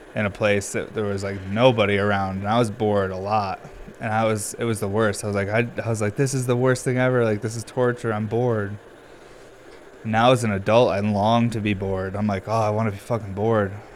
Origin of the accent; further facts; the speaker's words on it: Northeast United States, United States; I'm from the Northeast.